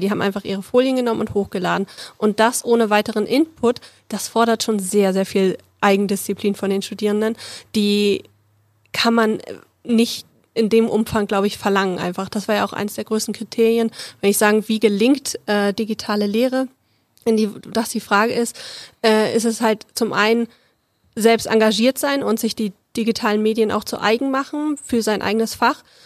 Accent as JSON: {"language": "German", "region": "Berlin", "country": "Germany", "tie": "born or raised there", "moved": "yes", "said": "ich komme ursprünglich aus Berlin und wir haben da so einen großen schönen Zoo"}